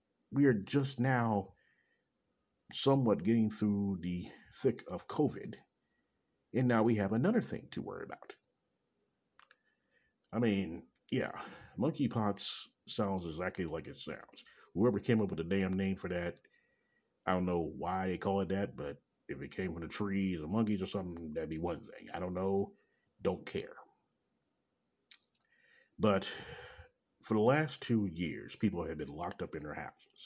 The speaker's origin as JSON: {"language": "English", "town": "Kansas City", "region": "Missouri", "country": "United States", "tie": "born or raised there", "said": "Coming live in direct Kansas City, Missouri, my hometown."}